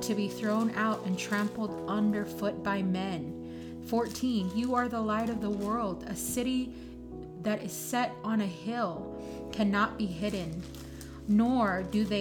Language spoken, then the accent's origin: English; Hawaii, United States; I'm from Hawaii.